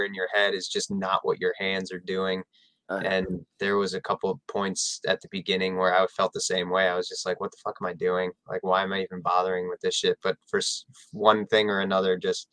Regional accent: Metro Detroit, Michigan, United States; now in West Palm Beach, United States; I'm from Metro Detroit, like a small city out just outside of Detroit

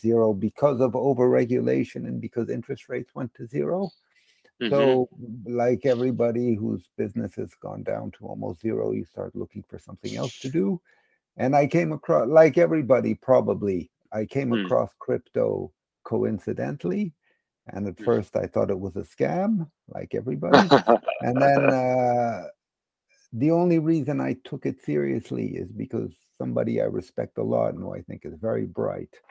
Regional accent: United States; also born or lived in London; now in Switzerland; I grew up in America, but I've lived in mostly in Switzerland and also in London for several years

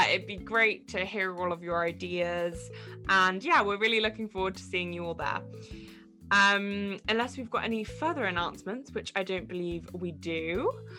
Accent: England, United Kingdom; I am English

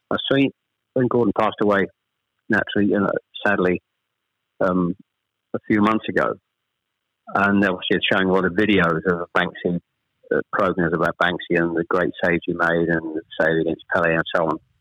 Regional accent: Chelmsford, East of England, United Kingdom; also born or lived in Ashton-under-Lyne; I was born in Ashton under Lyne. We actually moved south to Chelmsford when I was probably I was the eldest of three when I was probably about seven or eight

